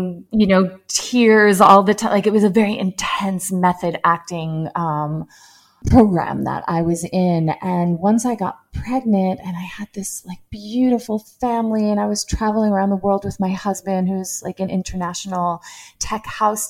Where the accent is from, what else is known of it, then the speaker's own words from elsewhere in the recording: Long Island, New York, United States; also born or lived in Manhattan; I grew up in Long Island, New York, only around 30 minutes from New York City